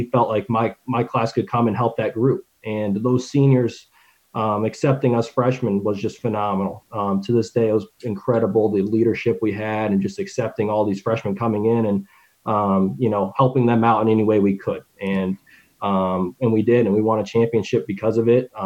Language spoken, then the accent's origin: English; Michigan, United States; moved away; also born or lived in Muncie, Indiana; I was born in Kettering, Michigan